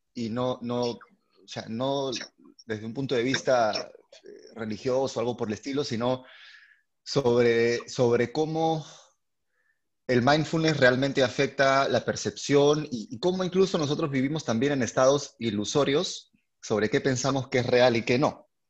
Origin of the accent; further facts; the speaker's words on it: Lima, Peru; yo eh, soy de Lima, eh, Perú